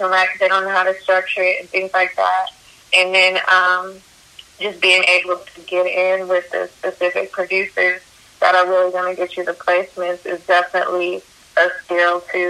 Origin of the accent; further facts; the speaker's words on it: Denver, Colorado, United States; now in Atlanta, United States; I grew up in Denver, Colorado, and there's not really a big music scene